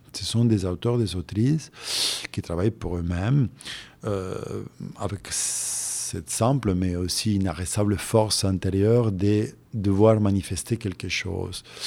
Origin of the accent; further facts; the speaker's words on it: Santa Fe, Argentina; moved away as an adult; also born or lived in Europe; je suis né en Argentine il y a pas mal d'années.